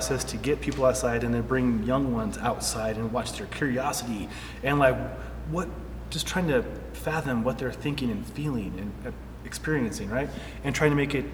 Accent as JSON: {"language": "English", "region": "Nebraska", "country": "United States", "tie": "born or raised there", "said": "I grew up in Nebraska"}